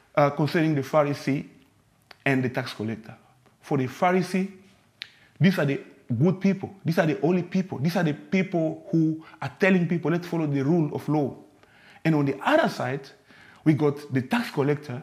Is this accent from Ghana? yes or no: no; DR Congo; moved away; I'm from the Congo, from the DRC.